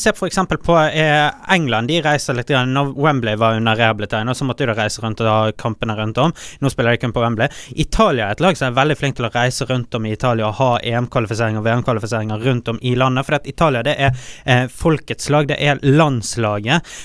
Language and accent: Norwegian; Bergen, Vestland, Norway; also born or lived in Fyllingsdalen, Bergen; Jeg bodde i Åsane til jeg var 12-13 år gammel, eh, som på en måte er en større del av min barndom